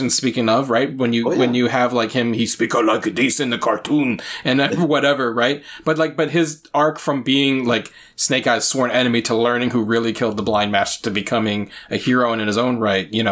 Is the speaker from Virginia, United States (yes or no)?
yes; Virginia, United States; i interview other asians from the south because i'm from virginia and a rural part of virginia